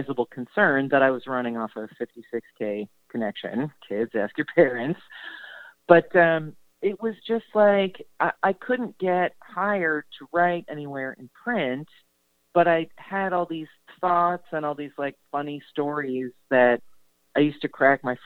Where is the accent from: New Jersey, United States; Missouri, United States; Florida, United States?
New Jersey, United States; I'm from New Jersey